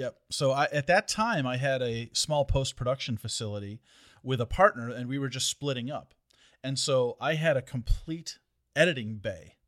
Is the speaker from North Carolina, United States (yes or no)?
no; Detroit, Michigan, United States; I'm from Detroit